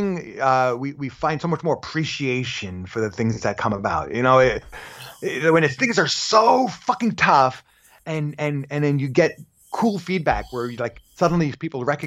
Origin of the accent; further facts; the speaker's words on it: New York City, New York, United States; moved away as an adult; also born or lived in Los Angeles; I grew up in Park Slope